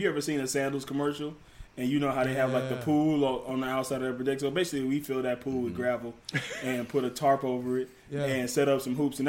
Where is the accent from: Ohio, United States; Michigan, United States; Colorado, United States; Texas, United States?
Michigan, United States; Detroit; Okay, so basically, like, for me, I'm from Detroit.